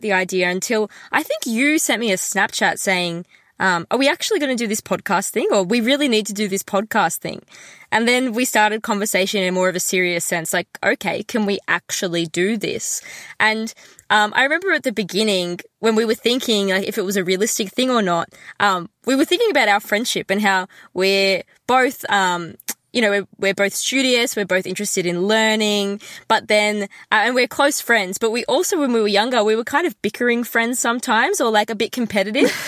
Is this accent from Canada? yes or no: no; Melbourne, Victoria, Australia; I'm from Melbourne and it's so far away from home